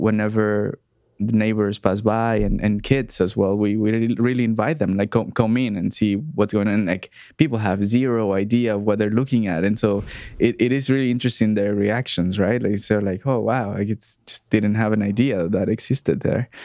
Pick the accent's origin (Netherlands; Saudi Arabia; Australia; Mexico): Mexico; moved away as an adult; also born or lived in Montreal, Canada; we grew up in Mexico